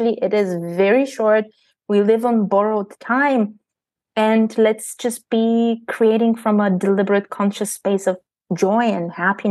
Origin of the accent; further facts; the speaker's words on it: Bulgaria; moved away as an adult; I am born and raised in Bulgaria. I left Bulgaria when I was 19 years old